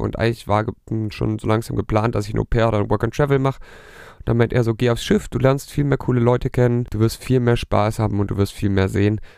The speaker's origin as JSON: {"language": "German", "area": "near Stuttgart", "region": "Baden-Württemberg", "country": "Germany", "said": "ich komme aus der Nähe von Stuttgart"}